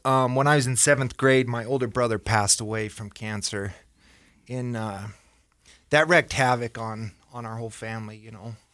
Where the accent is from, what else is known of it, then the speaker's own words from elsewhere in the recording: Ogden, Utah, United States; born and raised in Ogden